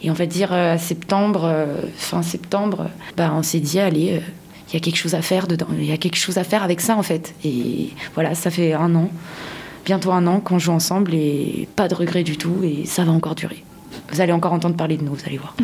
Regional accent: Madagascar; moved away; je viens de Madagascar et j'y tiens à mon pays

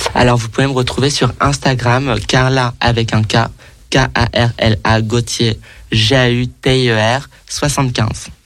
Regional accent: Paris, Île-de-France, France; j'ai grandi, j'ai grandi à Paris, j'habite à Paris

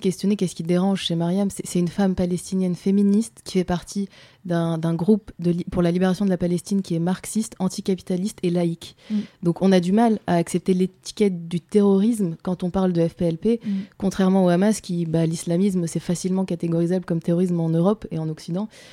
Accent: France; moi j'ai grandi en France, je suis française

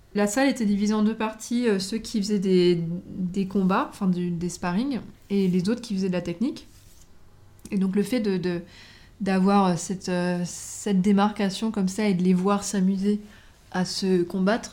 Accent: French Polynesia; moved away; Là d'où je viens, donc euh, de Tahiti, il arrive euh, très souvent que les gens se battent

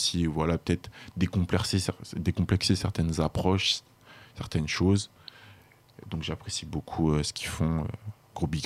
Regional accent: Burkina Faso; moi, je suis originaire du Burkina Faso

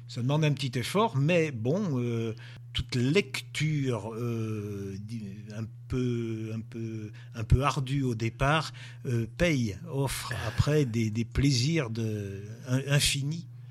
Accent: Monts du Lyonnais, Auvergne-Rhône-Alpes, France; je suis originaire des monts du Lyonnais. Enfin, j'habite les, les, monts du Lyonnais.

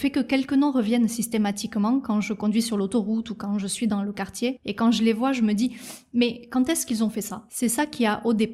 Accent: United States; now in South Korea; Donc j'ai grandi aux États-Unis sur la côte Est et la côte Ouest, et je suis venu en Corée il y a 8-9 ans pour raisons personnelles, pour ma famille.

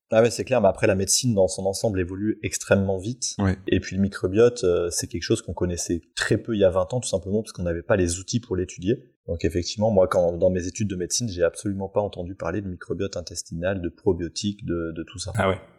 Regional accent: Auvergne-Rhône-Alpes, France; j'ai grandi en Auvergne, effectivement, au plein cœur de la, France, mhm. depuis tout petit

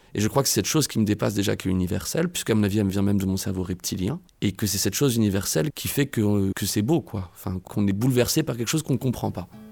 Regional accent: Évreux, Normandy, France; moved away as an adult; je suis né à Évreux, j'ai grandi à Évreux toute ma jeunesse jusqu'à mes 18 ans

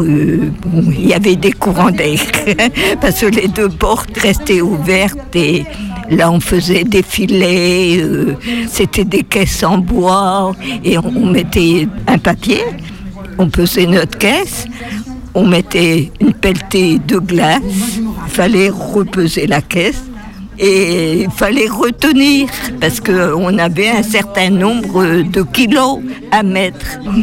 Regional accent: Douarnenez, Brittany, France; also born or lived in Les Sables-d'Olonne, Vendée; je suis euh, natif euh, de Douarnenez

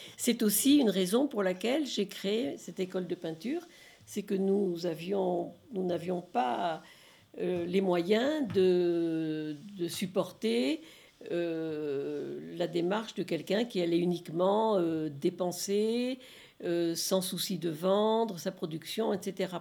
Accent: Bordeaux, Nouvelle-Aquitaine, France; moved away as an adult; now in Lyon, France; de ma transplantation de ma région d'origine, Bordeaux, et en arrivant à Lyon

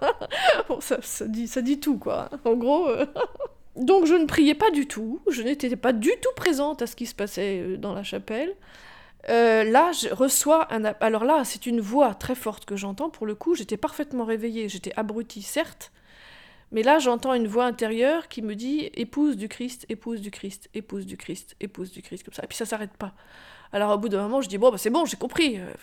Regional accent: Rambouillet, Île-de-France, France; J'ai grandi à Rambouillet essentiellement

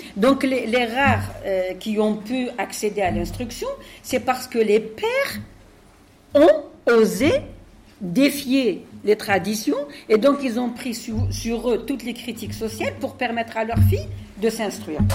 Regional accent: Algeria; now in France; je viens d'Algérie

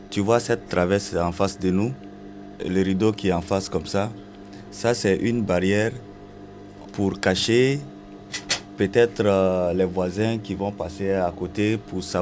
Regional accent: Abidjan, Côte d’Ivoire; moved away as an adult; now in Tunis, Tunisia; J'ai 35 ans. Je suis de la Côte d'Ivoire, précisément à Bidjan.

